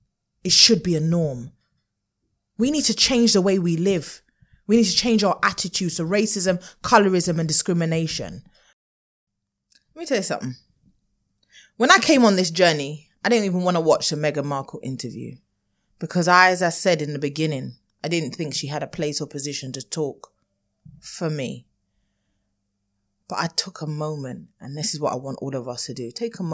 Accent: United Kingdom; Maybe this needed to happen for the light of the world to know what we as Black British people experience.

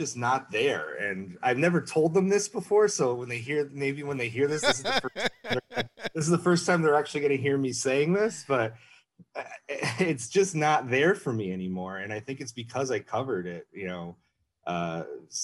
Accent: Wilkes-Barre, Pennsylvania, United States; moved away as an adult; now in Chicago, United States; I grew up in near Wilkes-Barre, Pennsylvania

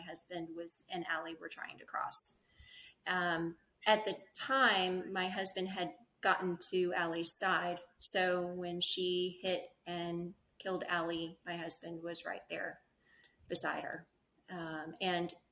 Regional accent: Mississippi, United States; moved away as an adult; now in Round Rock, United States; I'm actually from Mississippi. Born and raised there, went to Ole Miss.

